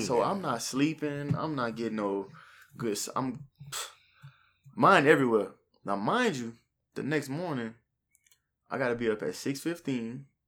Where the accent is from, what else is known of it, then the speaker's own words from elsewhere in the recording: New Iberia, Louisiana, United States; I'm from New Iberia, born and raised